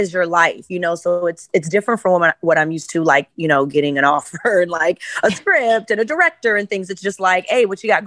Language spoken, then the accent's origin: English; Chicago, Illinois, United States; I'm from Chicago